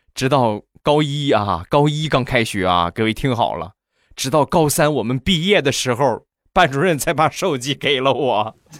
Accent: China; 咱们都是中国的孩子

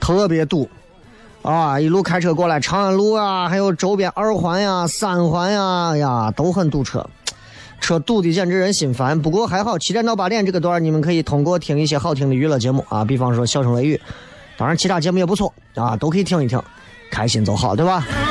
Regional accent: Xi'an, Shaanxi, China

